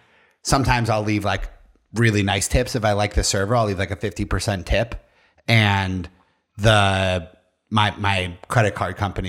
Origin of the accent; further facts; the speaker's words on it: Spain; I'm from Spain. Hello, I'm from Spain.